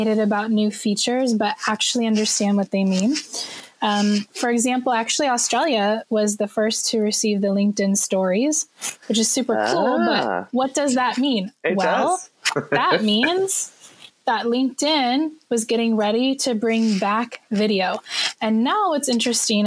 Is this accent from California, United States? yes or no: yes; California, United States; now in Shanghai, China; I'm a Californian, but I happen to live in Shanghai, China